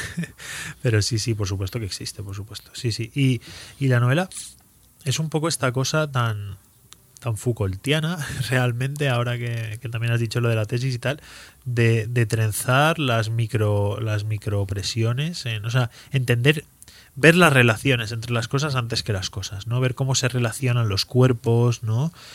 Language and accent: Spanish; Spain; also born or lived in Andalusia; yo voy ahí como español y de repente descubro que a lo mejor tan español no soy